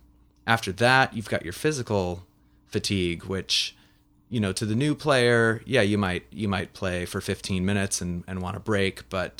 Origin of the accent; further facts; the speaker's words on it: Kenmore, Washington, United States; I am a Seattle native. I'm from Kenmore by the lake.